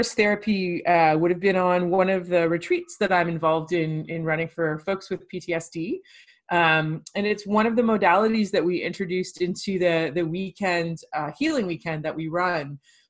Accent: Toronto, Ontario, Canada; moved away as an adult; now in Victoria, Canada; I am from Canada. I spent most of my life in Toronto, Ontario, and I now found myself in on the West Coast in Victoria, British Columbia, on Vancouver Island.

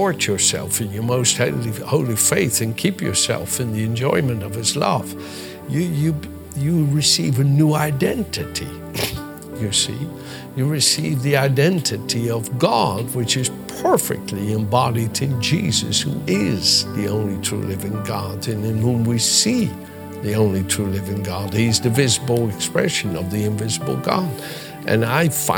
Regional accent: Netherlands; accent: mixture of Dutch, English and American; English is a second language; moved away as an adult; also born or lived in United States / Britain; now in United Kingdom; my accent being a mixture of Dutch from Holland, where I was born and lived the first 26 years of my life

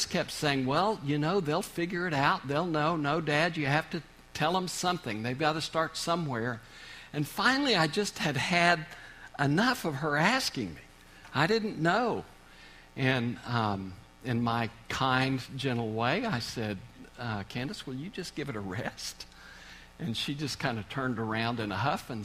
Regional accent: Oklahoma, United States; moved away as an adult; now in Kansas, United States; I grew up in Oklahoma, so I'm an Okie. I don't know if I've kept any of that accent or not, but we've been in Kansas the last 31 years

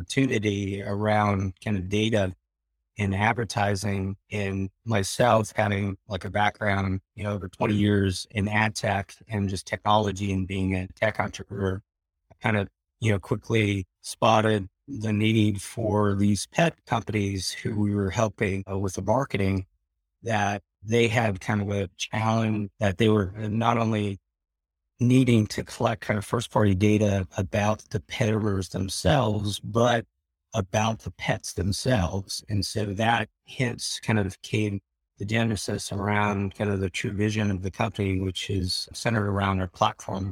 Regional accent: North Carolina, United States; growing up in North Carolina in the 80s

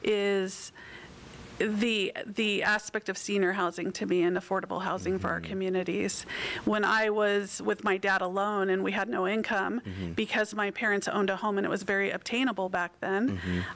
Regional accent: Riverside, California, United States; I was born and raised in Riverside.

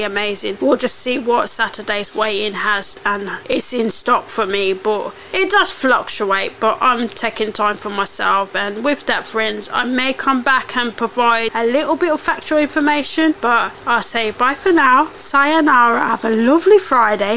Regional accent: United Kingdom; I love being British.

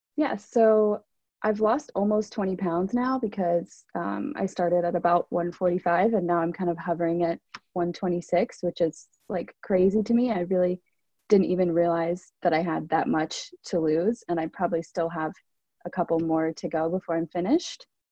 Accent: New York City, New York, United States; I'm from Brooklyn, New York

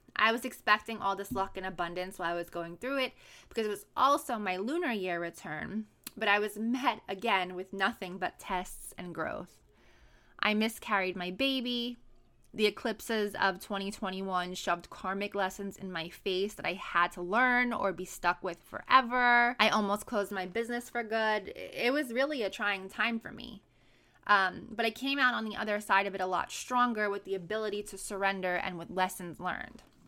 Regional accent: New York City, New York, United States; moved away as an adult; also born or lived in San Diego; my hometown where I was born and raised in Brooklyn, New York

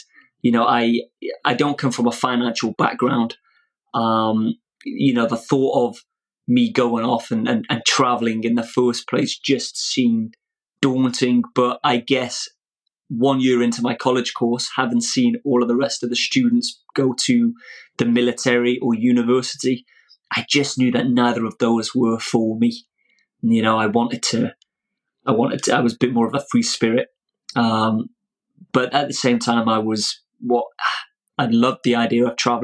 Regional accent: Old Colwyn, Wales, United Kingdom; I was raised in Old Colwyn

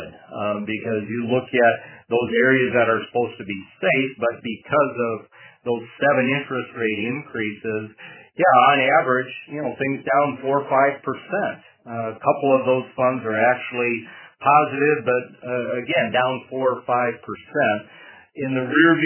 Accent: Madison, Minnesota, United States; my hometown, Madison, Minnesota

